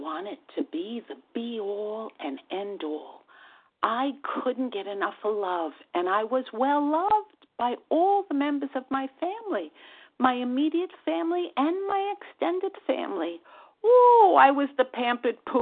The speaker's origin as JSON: {"language": "English", "region": "New York", "country": "United States", "accent": "New York", "said": "from New York. And my New York accent gives that away very readily"}